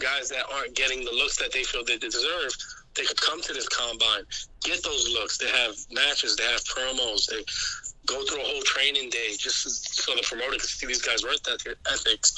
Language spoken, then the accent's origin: English; New York City, New York, United States; I'm from New York City